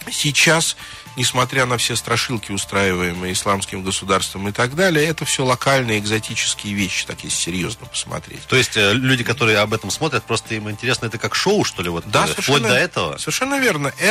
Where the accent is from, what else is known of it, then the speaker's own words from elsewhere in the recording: Nizhny Novgorod, Nizhny Novgorod Oblast, Russia; на самом деле, я из Нижнего Новгорода, из Горького.